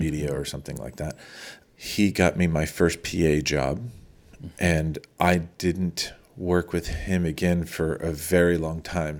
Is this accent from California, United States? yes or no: yes; Los Angeles, California, United States; I grew up in Eagle Rock, which was a little small town then